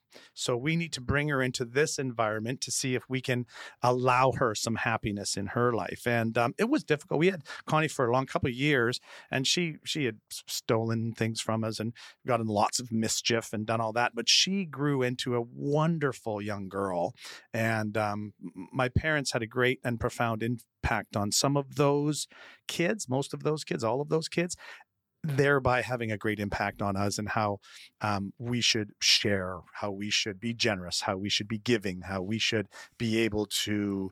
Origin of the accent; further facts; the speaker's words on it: Winnipeg, Manitoba, Canada; I was born in Winnipeg with my family, which if anyone ever tells you that hell is fire and brimstone, they're incorrect. It's 40 feet of 40 below and 8 feet of snow.